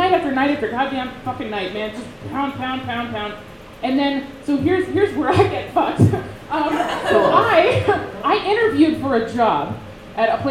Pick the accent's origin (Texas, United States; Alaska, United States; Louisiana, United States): Alaska, United States; Eagle River; now in Portland, United States; I'm from Eagle River, Alaska. But I live in Portland